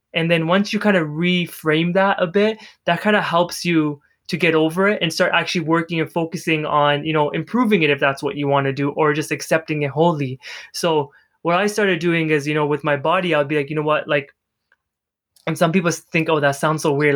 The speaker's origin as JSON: {"language": "English", "country": "Canada", "said": "I'm from Canada"}